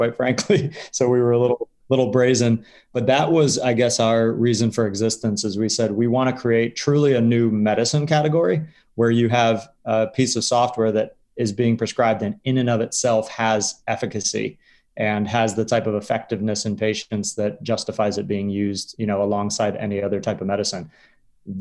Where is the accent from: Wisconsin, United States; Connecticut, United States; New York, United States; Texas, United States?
Connecticut, United States; I grew up in Connecticut, closer to you